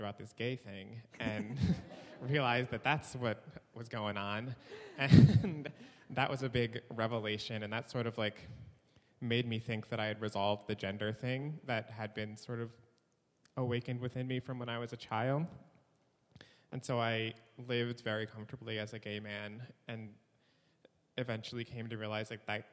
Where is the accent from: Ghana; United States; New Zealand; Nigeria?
United States; New York; now in Chicago, United States; I'm originally from New York, and I've been living in Chicago